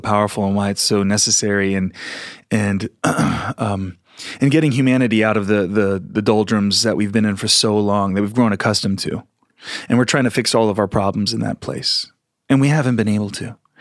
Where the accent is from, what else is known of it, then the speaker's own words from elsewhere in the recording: Philadelphia, Pennsylvania, United States; moved away; also born or lived in Sedona / San Francisco; I came from Philly area where it was much more kind of straight and narrow sort of, uh, mindset